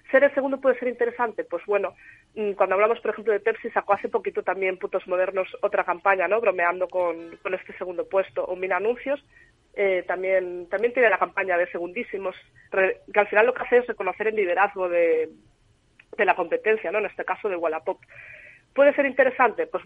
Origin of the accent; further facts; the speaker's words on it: Galicia, Spain; Y sé que me estoy coronando un poco como gallega, pero depende.